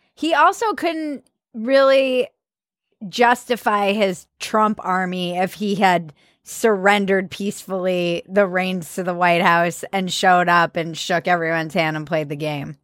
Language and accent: English; East Coast, United States; growing up on the East Coast